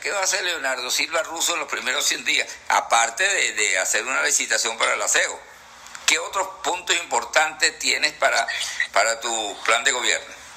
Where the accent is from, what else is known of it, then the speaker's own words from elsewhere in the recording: Ciudad Bolívar, Bolívar, Venezuela; nací en Ciudad Bolívar